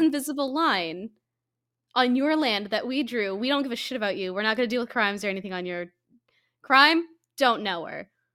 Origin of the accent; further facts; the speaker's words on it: Colorado, United States; I grew up in Colorado